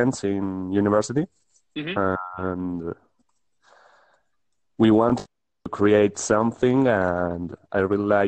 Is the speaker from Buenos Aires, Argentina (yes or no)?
yes; Buenos Aires, Argentina; I'm right now in Argentina. I'm from Buenos Aires.